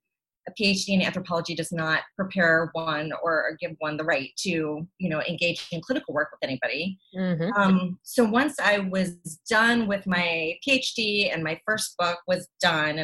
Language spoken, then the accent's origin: English; the panhandle of Florida, United States; I grew up in the panhandle of Florida in the 70s and 80s